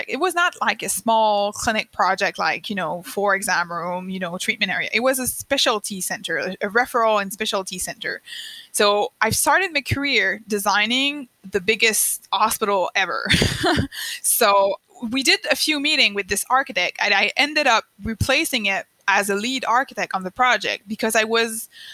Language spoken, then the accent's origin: English; Eastern Canada, Canada; first language French; English is a second language; I'm French Canadian